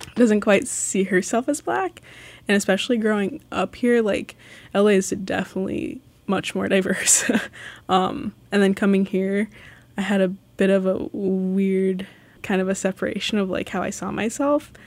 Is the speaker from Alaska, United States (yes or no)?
yes; Sitka, Alaska, United States; also born or lived in Los Angeles, California; I've lived in Sitka for, like, fourteen, fifteen years. Uh, I moved from Los Angeles when I was seven